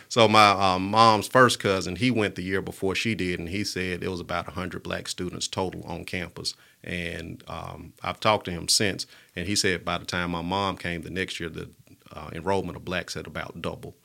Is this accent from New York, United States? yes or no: no; Birmingham, Alabama, United States; also born or lived in Tuscaloosa, Alabama / Milwaukee, Wisconsin; growing up in Pratt City, it was a normal childhood